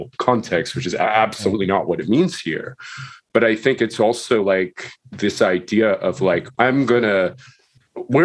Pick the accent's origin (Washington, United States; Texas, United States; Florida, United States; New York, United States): New York, United States; Long Island; I grew up in Long Island in an area that was segregated.